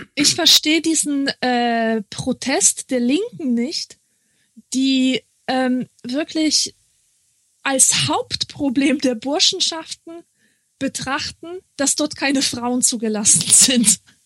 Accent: Marburg, Hesse, Germany; moved away; ich komme ja aus Marburg, also da ja. habe ich ja gewohnt

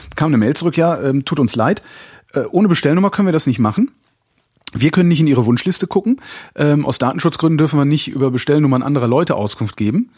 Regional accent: WDR broadcast area, North Rhine-Westphalia, Germany; moved away; ich komme ja aus der Ecke

